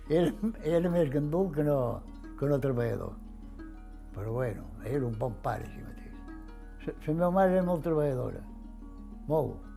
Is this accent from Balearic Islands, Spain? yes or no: yes; Formentera, Balearic Islands, Spain; born there; vaig néixer a Formentera el dia 15 de novembre del 28.